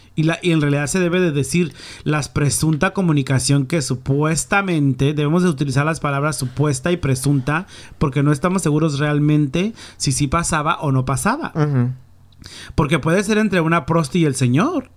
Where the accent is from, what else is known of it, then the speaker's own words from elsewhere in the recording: Mexico; now in United States; somos tres mexicanos, andamos aquí en Las Vegas